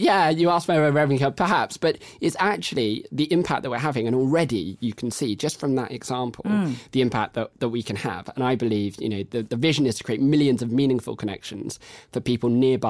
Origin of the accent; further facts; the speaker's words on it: United Kingdom; But everyone thinks everyone else is busy, and we're very British, and so we just don't talk.